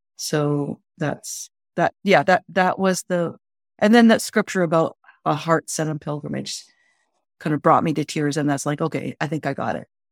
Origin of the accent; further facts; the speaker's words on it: Ontario, Canada; I grew up in Ontario